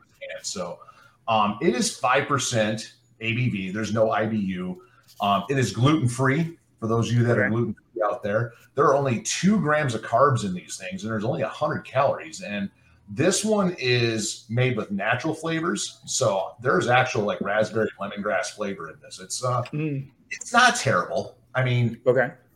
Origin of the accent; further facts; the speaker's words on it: Michigan, United States; growing up in Michigan